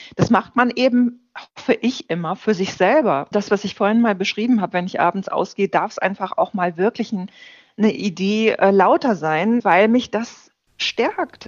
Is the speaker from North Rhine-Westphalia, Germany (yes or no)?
yes; Ruhr area, North Rhine-Westphalia, Germany; now in Berlin, Germany; Ich bin im Ruhrgebiet geboren